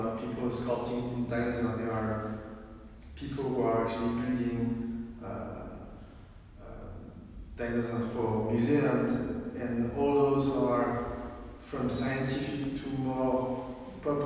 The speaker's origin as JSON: {"language": "English", "country": "France", "tie": "born or raised there", "also_born_or_lived": "Beijing, China"}